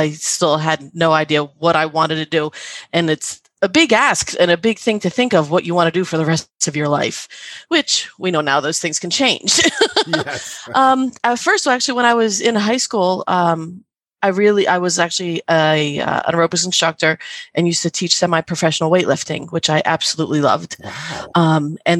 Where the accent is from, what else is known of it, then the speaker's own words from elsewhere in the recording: New Jersey, United States; I'm from New Jersey.